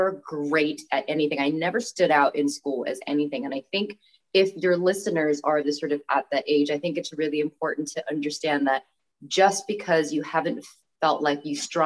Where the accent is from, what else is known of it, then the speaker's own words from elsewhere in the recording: Bangkok, Thailand; also born or lived in California, United States; now in Chester, United Kingdom; I was born in the States, in California, but I moved to Thailand when I was 3. So I consider myself fully Thai. I grew up in Thailand